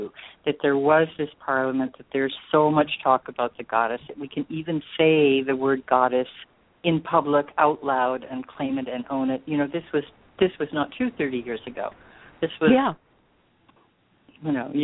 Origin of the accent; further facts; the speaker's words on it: Hawaii, United States; moved away; also born or lived in California; I grew up in Hawaii.